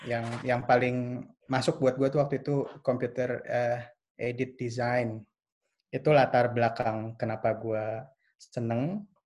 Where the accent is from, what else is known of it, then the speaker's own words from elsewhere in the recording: Jakarta, Indonesia; now in Berlin, Germany; Asal gue dari Jakarta, dulu gue sekolahnya di SMA Lab School Kebayoran.